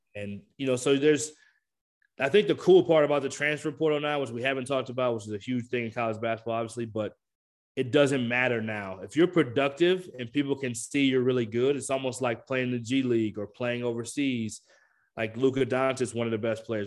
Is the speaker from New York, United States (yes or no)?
no; Michigan, United States; I did grow up in Michigan, so I grew up watching the Pistons